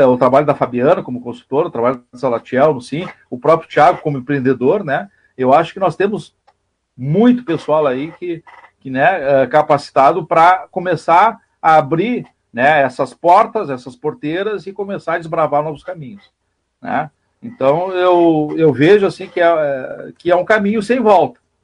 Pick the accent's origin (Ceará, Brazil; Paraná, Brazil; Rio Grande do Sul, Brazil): Rio Grande do Sul, Brazil; Pantano Grande; eu sou de Pantano Grande, moro em Pantano Grande, município vizinho aqui